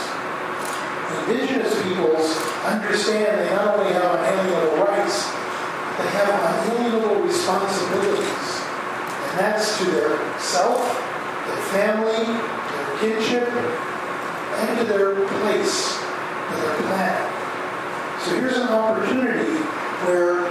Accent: New Jersey, United States; I grew up in New Jersey.

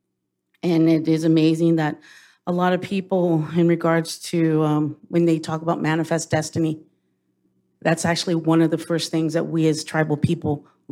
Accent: United States; I'm from Palma. So I'm born and raised on, well, wasn't born on a reservation down the road, but pretty much raised all my life on my reservation.

